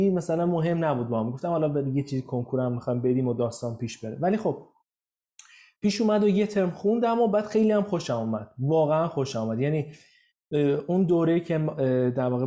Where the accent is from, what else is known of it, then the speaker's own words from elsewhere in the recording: Zanjan, Zanjan Province, Iran; also born or lived in Tehran; متولد تهران هستم ولی به خاطر شغل بابام توی زنجان بودم یعنی من مدت خیلی زیادی از زندگی من تو زنجان در واقع زندگی کردم